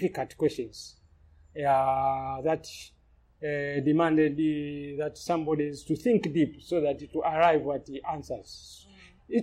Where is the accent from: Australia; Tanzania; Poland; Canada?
Tanzania; Lindi; I grew up in Lindi, which is southern Tanzania, along the coast